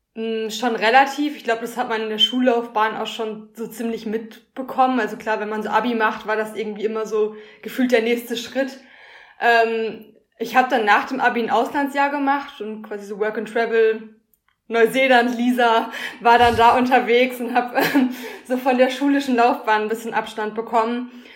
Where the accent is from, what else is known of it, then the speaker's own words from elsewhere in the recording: Schwerte, North Rhine-Westphalia, Germany; also born or lived in Münster; now in Dortmund, Germany; komme gebürtig aus Schwerte